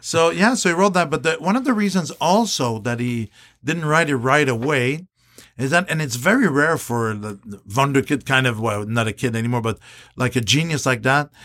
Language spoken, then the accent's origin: English; Canada; I'm Canadian